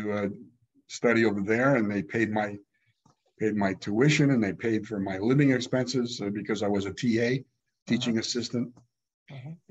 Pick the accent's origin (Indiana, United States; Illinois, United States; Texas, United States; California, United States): California, United States; also born or lived in Regen, Germany / New Haven, Connecticut, United States / Miami, United States / Chicago, United States; who had moved to California. They said, come on down, the weather's wonderful. So we went, and lo and behold, about the fourth grade, we moved to, first of all, the LA area where those cousins lived. But then my dad was looking for work, and he found a really great job down in San Diego.